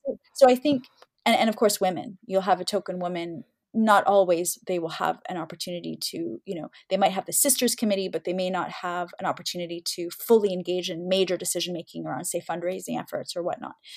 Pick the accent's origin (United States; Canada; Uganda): Canada; we've come so far as Canadian Muslims